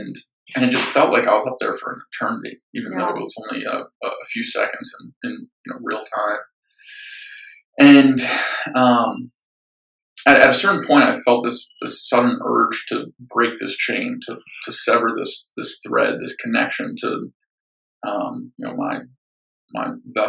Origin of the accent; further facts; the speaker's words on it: Atlanta, Georgia, United States; also born or lived in Philadelphia; So I was born just outside Philadelphia. My parents were young when they had me. I wasn't exactly planned. They stayed together about 9 months after I was born and separated. And I ended up moving around a lot with my mom growing up. We moved 7 times before landing in Atlanta